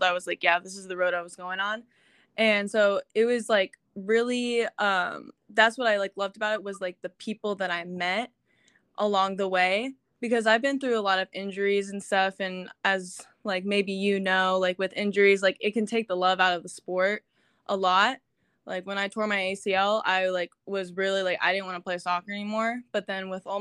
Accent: Las Vegas, Nevada, United States; also born or lived in Carbondale, Illinois; I was born and raised in Las Vegas

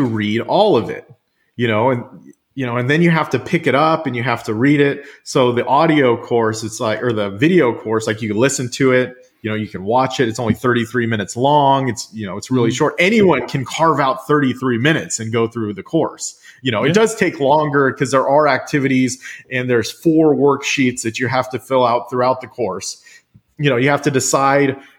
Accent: Central Valley of California, United States; also born or lived in Washington State; now in Washington, United States; I grew up in the Central Valley of California

